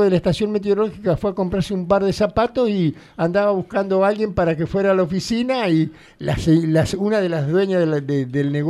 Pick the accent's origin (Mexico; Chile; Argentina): Argentina; Coronel Suárez, Buenos Aires Province; Sí, nací en Suárez